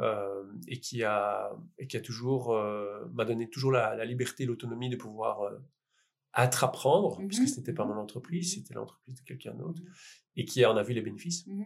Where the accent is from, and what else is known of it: Liège, Wallonia, Belgium